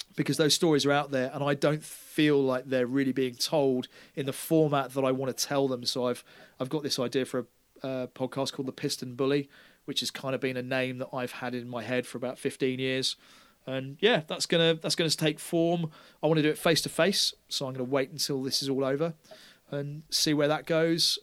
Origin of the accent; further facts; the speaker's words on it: Taunton, South West England, United Kingdom; they were like, "Where are you from?" And I went, "Taunton."